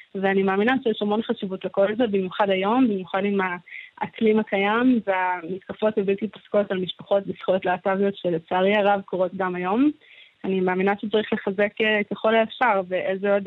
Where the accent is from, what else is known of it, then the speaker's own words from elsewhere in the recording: Gan Yavne, Central District, Israel; כשהייתי קטנה אני גדלתי בגן יבנה